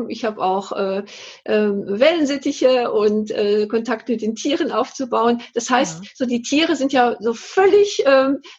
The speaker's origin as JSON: {"language": "German", "region": "North Rhine-Westphalia", "country": "Germany", "said": "dass ich so, so dussel, sagt man bei uns im Ruhrgebiet."}